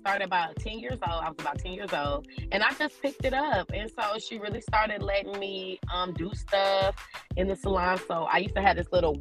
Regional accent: Illinois, United States; moved away; I grew up in a little town in Illinois. Whoop, I'm a Midwest girl.

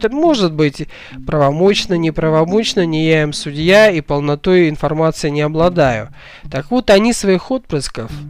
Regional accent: Kazakhstan; now in Russia; я была, приехала из Казахстана, понаехавшая, так сказать, это было очень давно

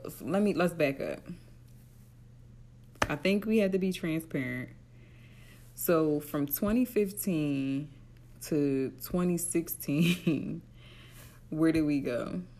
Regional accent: Atlantic City, New Jersey, United States; I'm from Atlantic City.

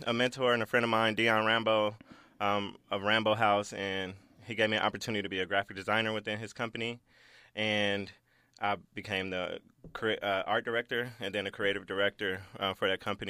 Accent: Los Angeles, California, United States; I grew up in South Central L A, you know, the gang capital

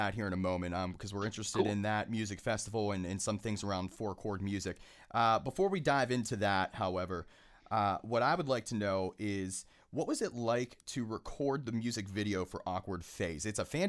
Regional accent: Pittsburgh, Pennsylvania, United States; being from born and raised in Pittsburgh, I'm not going to lie, man.

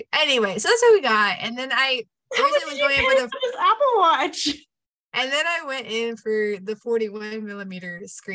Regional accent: Orange Grove, Texas, United States; I'm from Orange Grove is like 45 minutes from Corpus

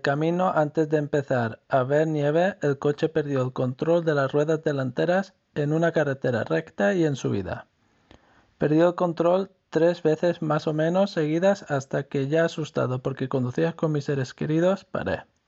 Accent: Mallorca, Balearic Islands, Spain; now in Norway; de Mallorca. Actualmente vivo en Noruega

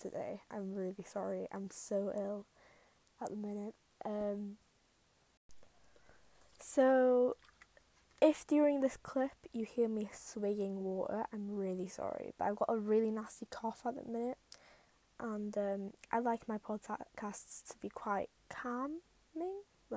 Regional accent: Wales, United Kingdom; I am Welsh, so I feel a connection to like my ancestors

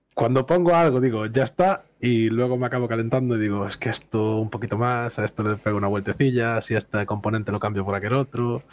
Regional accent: Vigo, Galicia, Spain; Soy de Galicia, del sur de Galicia, zona de Vigo

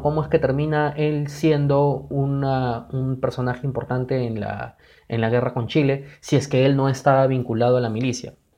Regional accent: Peru; nosotros como peruanos

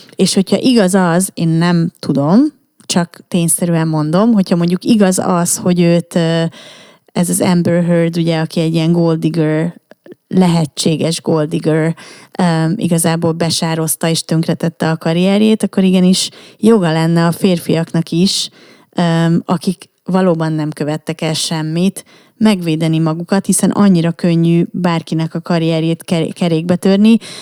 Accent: Budapest, Hungary; budai lány, tehát, hogy érted, én aztán tényleg, ne, nekem minden a Moszkva térről indult

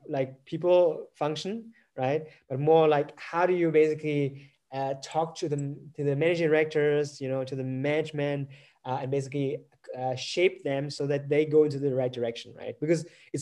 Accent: Germany; I'm not from Vietnam, I'm from Germany

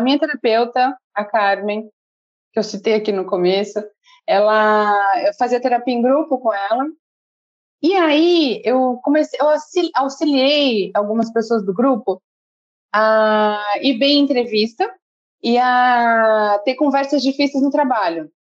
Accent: Bertioga, São Paulo, Brazil; moro aqui desde pequena.

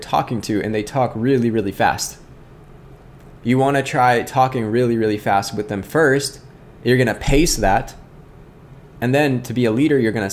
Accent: Scranton, Pennsylvania, United States; now in Indianapolis, United States; I'm from Scranton

